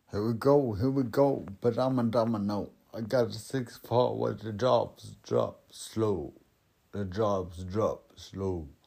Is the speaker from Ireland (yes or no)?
yes; Connacht, Ireland; down to the south where now I'm from South Roscommon.